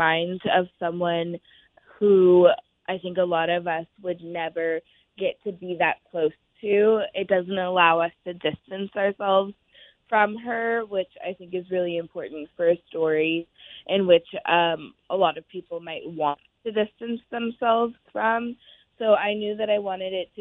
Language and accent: English; Oakland, California, United States; an ode to Oakland, because it's my hometown. I was born and raised there.